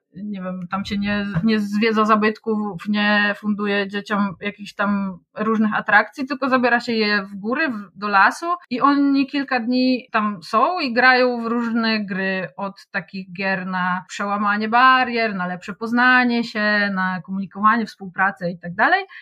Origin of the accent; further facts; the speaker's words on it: Wrocław, Lower Silesian Voivodeship, Poland; also born or lived in Kłodzko Valley; Urodziłam się we Wrocławiu, ale od kilku lat konsekwentnie próbuję przenieść całe swoje życie y, w góry, w Kotlinę Kłodzką.